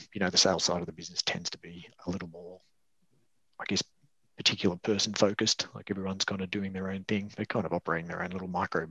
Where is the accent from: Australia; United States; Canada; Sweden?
Australia; Central West New South Wales; moved away; also born or lived in Brisbane; I'm from Central West New South Wales originally, so I was kind of working at a service station after high school